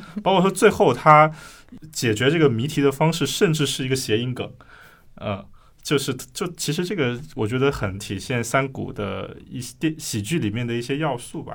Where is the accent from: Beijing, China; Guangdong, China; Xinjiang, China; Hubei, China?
Guangdong, China; 我广东人，然后我们小时候能收到香港的那个七十二分电影台